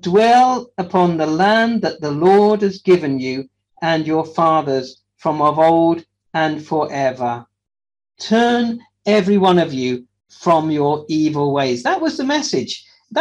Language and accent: English; Wales, United Kingdom; we're Welsh